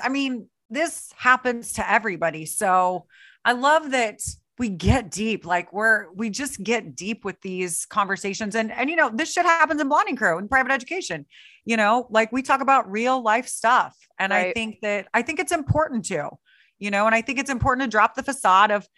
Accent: Sullivan, Missouri, United States; also born or lived in Houston, Missouri; I was born in a small town called Houston, Missouri, not Houston, Texas, which y'all are familiar with. Houston, Missouri, there's 500 people. Then I grew up in a little town called Sullivan, Missouri.

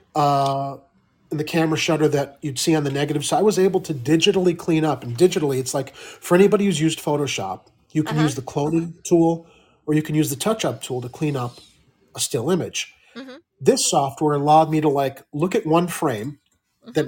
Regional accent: Midwest, United States; a Midwestern boy like me

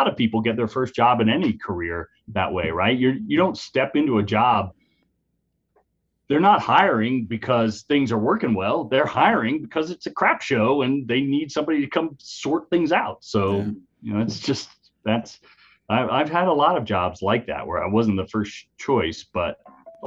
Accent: Central Ohio, United States; I grew up in Central Ohio out in farm country

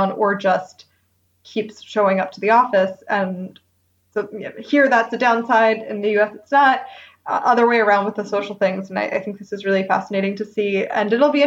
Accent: United States; moved away as an adult; now in Germany; as an American

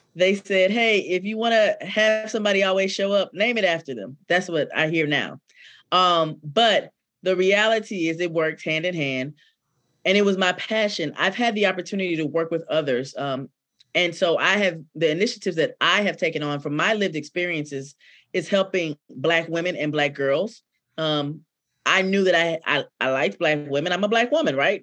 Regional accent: Decatur, Georgia, United States; I am born and raised in Decatur, Georgia, by way of Atlanta

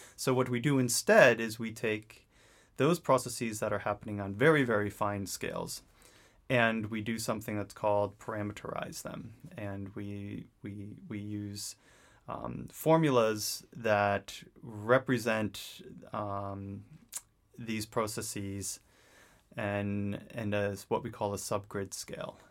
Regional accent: New England, United States; I grew up in New England, um, in very much an outdoors-oriented family

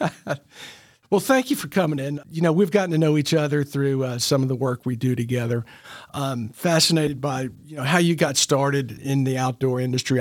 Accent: Memphis, Tennessee, United States; I grew up in Memphis

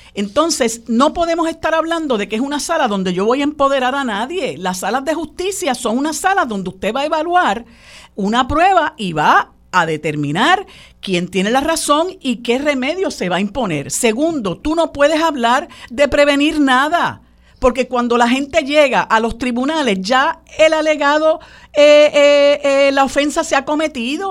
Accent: Puerto Rico; como puertorriqueños que, vivimos en una colonia

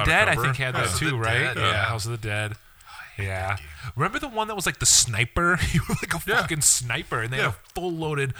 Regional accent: Blue Island, Illinois, United States; I grew up in Blue Island.

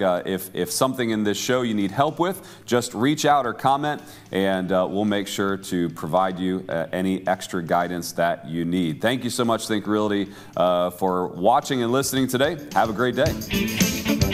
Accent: Cleveland, Ohio, United States; I grew up in the Cleveland area

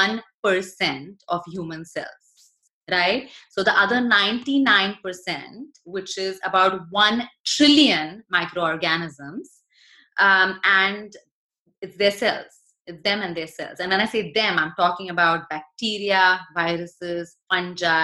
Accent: India; moved away; I was born in India

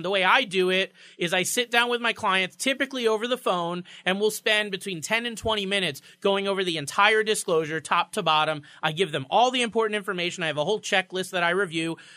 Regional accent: Florida, United States; now in Connecticut, United States; I'm from Florida

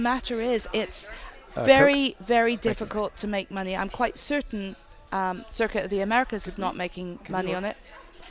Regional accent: Exeter, South West England, United Kingdom; moved away as an adult; also born or lived in Eugene, Oregon / Portland, Oregon; now in Monterey, United States; From a little town called Exeter, about 180 miles south of London.

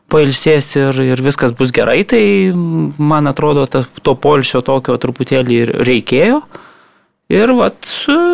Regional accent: Kaunas, Kaunas County, Lithuania; moved away; išvyka į, į Kauną, į gimtąjį miestą

